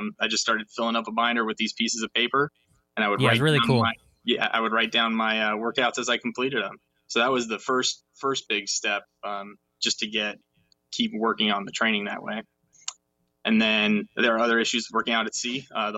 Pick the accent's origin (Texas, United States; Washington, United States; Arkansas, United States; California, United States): Washington, United States; Seattle; I grew up in Seattle. Or near Seattle, and every year there's this festival called Seafair.